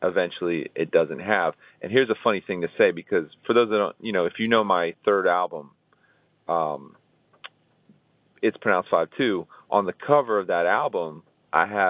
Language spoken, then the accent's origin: English; Tampa, Florida, United States; growing up in Ybor City, where it was predominantly Cuban